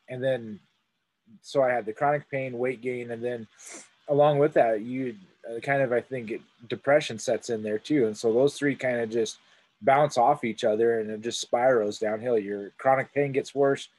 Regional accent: Montana, United States; also born or lived in Utah; I was born and raised here in Montana, grew up here my whole life.

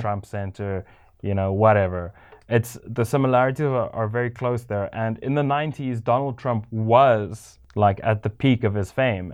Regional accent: South Africa; growing up in South Africa

